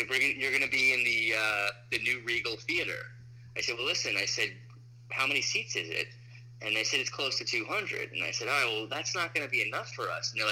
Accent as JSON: {"language": "English", "region": "New York", "country": "United States", "tie": "born or raised there", "said": "on Long Island and the friends we made. So it's very very personal."}